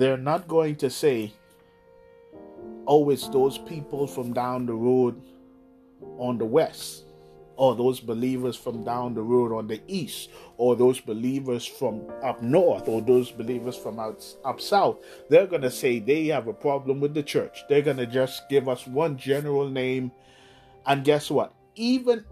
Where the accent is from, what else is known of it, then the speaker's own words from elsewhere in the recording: Bahamas; here in the Bahamas we say